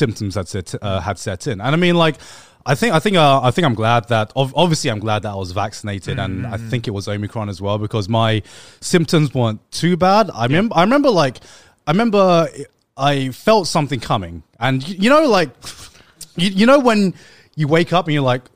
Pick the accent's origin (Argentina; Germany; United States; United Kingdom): United Kingdom; England; growing up in England